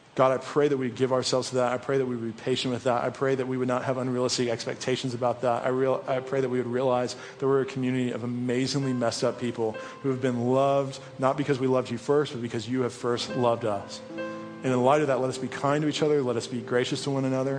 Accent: East Coast, United States; moved away; Even though I was born on the East Coast, my family is here.

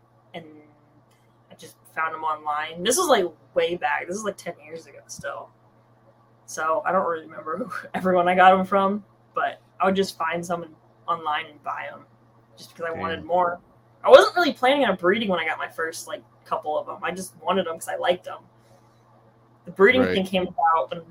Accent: California, United States; I'm from California

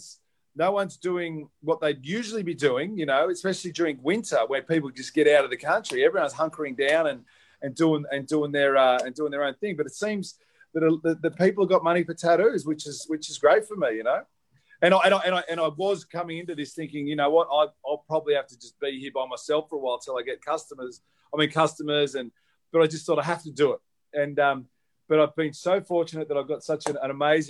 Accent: Australia; also born or lived in Byron Bay, New South Wales; now in Northern Beaches, Australia; I'm Australian.

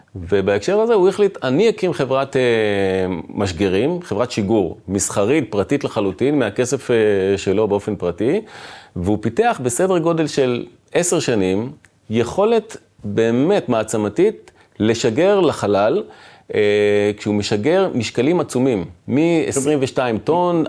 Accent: Dimona, Southern District, Israel; גדלתי ב, בעיר דימונה

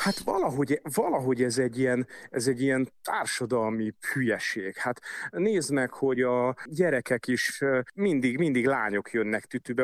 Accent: Budapest, Hungary; én a hetedik kerületben nőttem föl

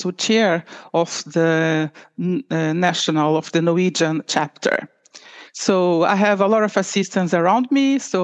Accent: Rio de Janeiro, Brazil; moved away as an adult; now in Oslo, Norway; I'm Brazilian from Rio de Janeiro. And I moved to Norway for 25 years already, 25 years ago

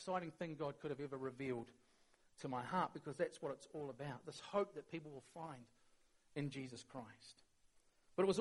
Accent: New Zealand; we're really good as Kiwis

